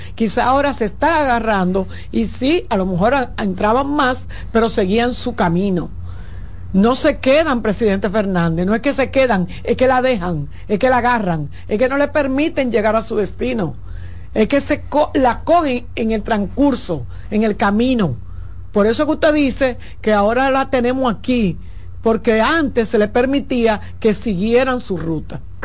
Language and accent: Spanish; Santo Domingo, Distrito Nacional, Dominican Republic; yo soy del Ensanche Luperón